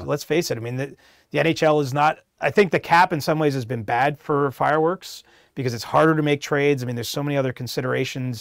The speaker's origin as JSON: {"language": "English", "town": "Cobourg", "region": "Ontario", "country": "Canada", "tie": "born or raised there", "said": "my hometown, which is Coburg, Ontario, a small little place"}